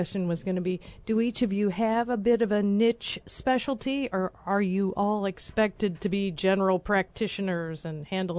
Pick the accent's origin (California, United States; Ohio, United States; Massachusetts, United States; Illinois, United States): Illinois, United States; Alton; My hometown.